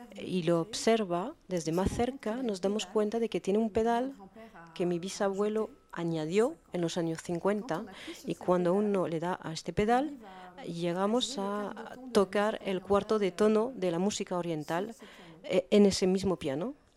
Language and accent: Spanish; Beirut, Beirut Governorate, Lebanon; first language French and Arabic; Spanish is a second language; moved away as an adult; now in Paris, France; Yo me crié en Beirut, pero aprendí el francés y el árabe al mismo tiempo, entonces tengo dos idiomas maternos y desde que vivo en Francia